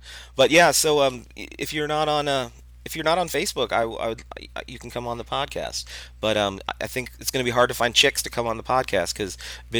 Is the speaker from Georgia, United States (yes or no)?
no; Boston, Massachusetts, United States; he doesn't count me because I'm a douchebag from Boston and I have tattoos.